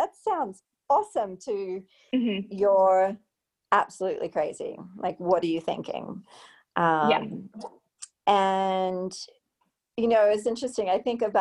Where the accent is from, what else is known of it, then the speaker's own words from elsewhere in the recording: Queensland, Australia; now in Colorado, United States; one region of Queensland, which is my home state in Australia